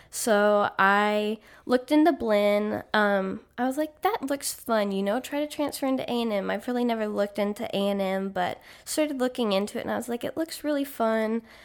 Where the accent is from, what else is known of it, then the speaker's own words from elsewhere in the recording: Granbury, Texas, United States; moved away as an adult; I'm from Granbury. It's a smaller town outside of Fort Worth